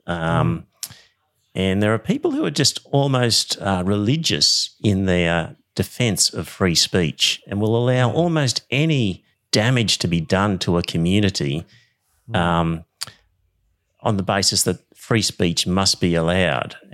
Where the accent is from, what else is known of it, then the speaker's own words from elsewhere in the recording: Queensland, Australia; Bunch of hicks up here